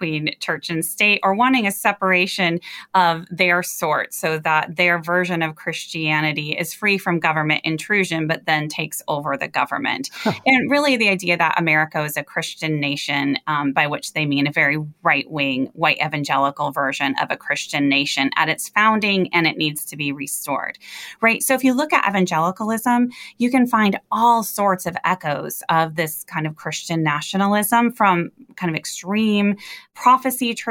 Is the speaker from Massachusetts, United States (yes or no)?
no; Michigan, United States; my hometown here in Michigan